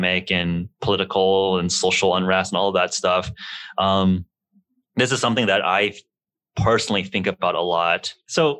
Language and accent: English; Los Angeles, California, United States; as a kid growing up in Los Angeles